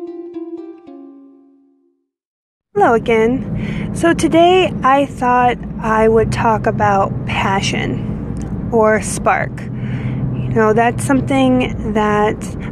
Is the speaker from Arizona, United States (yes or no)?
no; Indiana, United States; The actual town that I grew up in Indiana was a mile long